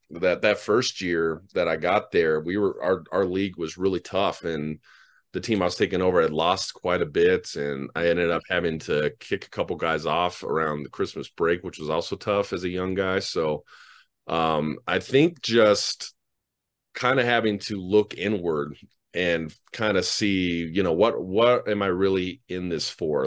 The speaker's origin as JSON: {"language": "English", "town": "Denver", "region": "Colorado", "country": "United States", "tie": "born or raised there", "said": "Well, I'm from Denver. I'm born and raised Denver kid."}